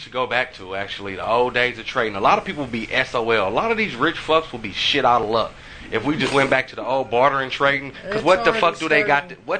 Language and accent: English; Kansas, United States; I'm still from Kansas. I'm still from Kansas, people.